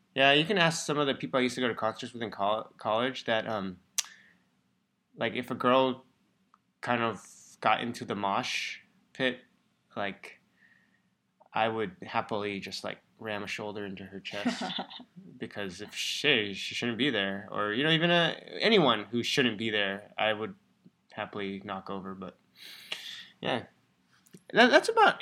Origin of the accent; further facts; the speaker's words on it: Bay Area, California, United States; moved away as an adult; we grew up in the Bay Area, so we've known it for a long time